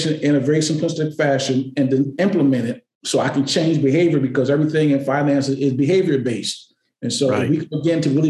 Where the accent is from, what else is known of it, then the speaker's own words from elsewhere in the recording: Connecticut, United States; moved away as an adult; now in Boston, United States; I've spent more of my life here than I've spent in Connecticut